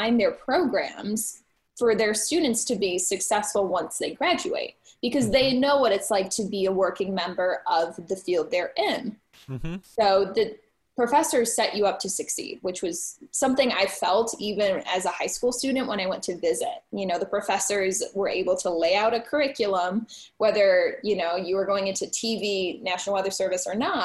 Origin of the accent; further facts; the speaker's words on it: Midwest, United States; now in Buffalo, United States; I'm from the Midwest